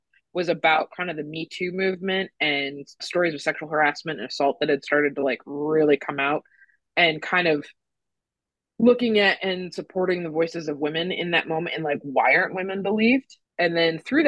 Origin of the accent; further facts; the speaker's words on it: St. Louis, Missouri, United States; I'm from St. Louis. So like when Ferguson happened, I was actually away at college when it happened, but the fact that it, something like that happened in my hometown